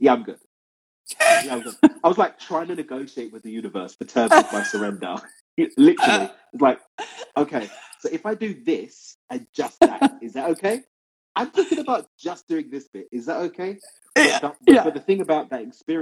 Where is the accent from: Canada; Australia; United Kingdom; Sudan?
United Kingdom; London; moved away as an adult; now in Cabo San Lucas, Mexico; London, born and raised in East London.